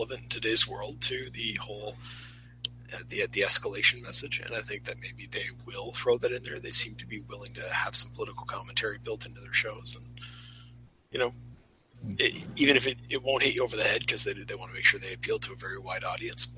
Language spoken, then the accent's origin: English; Canada; being Canadian